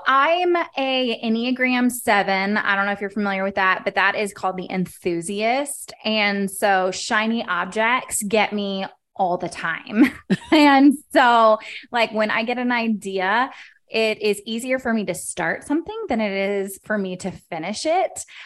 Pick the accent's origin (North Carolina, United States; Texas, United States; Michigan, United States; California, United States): Texas, United States; Dallas; moved away as an adult; also born or lived in Baltimore, Maryland; now in Kansas City, United States; I was born and raised in Dallas.